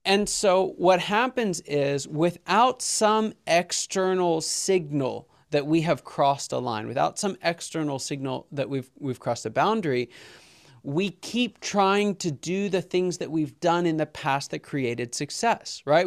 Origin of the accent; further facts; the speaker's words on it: Pittsburgh, Pennsylvania, United States; I'm from Pittsburgh